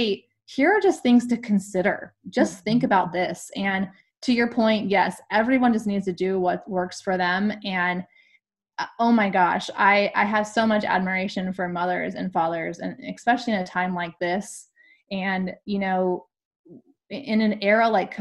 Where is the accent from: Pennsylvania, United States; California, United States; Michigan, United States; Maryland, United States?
California, United States; I'm also from California